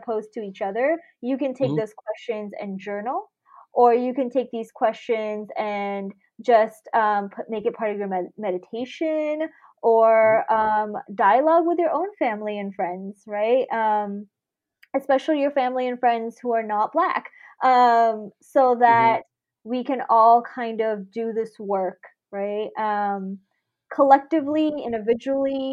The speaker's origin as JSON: {"language": "English", "area": "Bay Area", "region": "California", "country": "United States", "tie": "born or raised there", "also_born_or_lived": "Sydney, Australia / Fiji", "said": "I immigrated to the Bay Area when I was 8. So I am, you know, not born here. I was born in Sydney, Australia"}